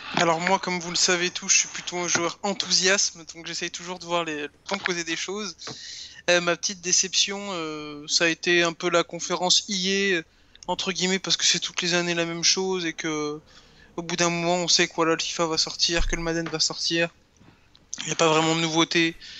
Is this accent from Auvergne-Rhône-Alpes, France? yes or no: yes; Grenoble, Auvergne-Rhône-Alpes, France; je suis un grenoblois de base, donc la montagne, ça fait partie de mon enfance